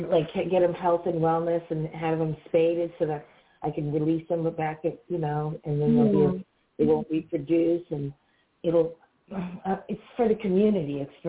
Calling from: Georgia, United States; Hi, I'm …. I'm calling

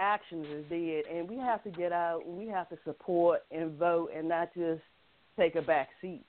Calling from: North Carolina, United States; I'm actually calling from North Carolina.

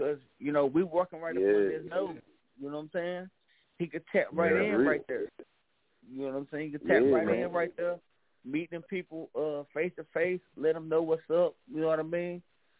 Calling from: North Carolina, United States; Oh, man, I'm calling in from City Grove, Turkey Trap Road, North Carolina, Brother County, in a building.

